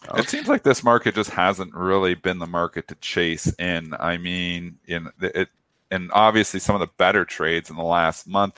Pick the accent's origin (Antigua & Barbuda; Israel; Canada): Canada